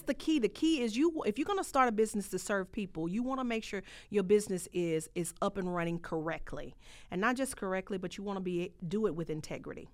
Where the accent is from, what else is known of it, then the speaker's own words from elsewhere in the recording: Holly Springs, Mississippi, United States; moved away; I come from a rural area. I'm a country girl. I come from Mississippi, Hollis Springs